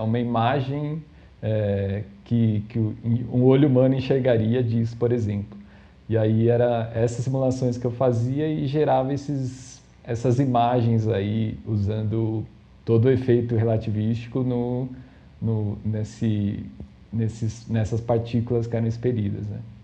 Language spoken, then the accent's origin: Portuguese; São Paulo, Brazil; eu sou de São Paulo, né? É, da, da, capital aqui, da cidade de São Paulo mesmo